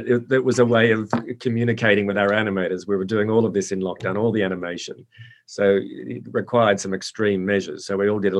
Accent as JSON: {"language": "English", "town": "Sydney", "region": "New South Wales", "country": "Australia", "tie": "born or raised there", "said": "I grew up in Australia, in Sydney, in the Blue Mountains, with a lot of those animals, with snakes and spiders, all of those things in and out of the house all the time."}